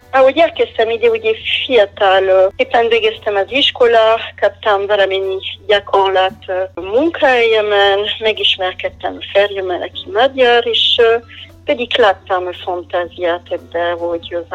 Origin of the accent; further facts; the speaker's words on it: Pays de la Loire, France; Hungarian is a second language; moved away as an adult; also born or lived in Tokaj, Hungary; now in Hungary; A Loire völgyön születtem, eh, pedig hát eh, ez rész a Loárnak, ami eléggé közel áll az óceánhoz.